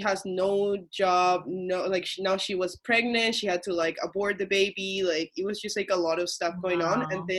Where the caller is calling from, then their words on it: Toronto, Ontario, Canada; I'm calling from Toronto, Canada.